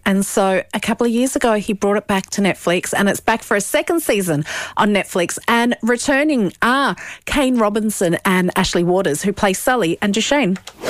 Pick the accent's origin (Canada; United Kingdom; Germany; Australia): Australia; now in Ireland; as an Australian